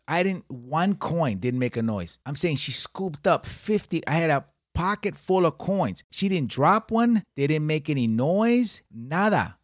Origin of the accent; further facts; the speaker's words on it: Puerto Rico; I am Puerto Rican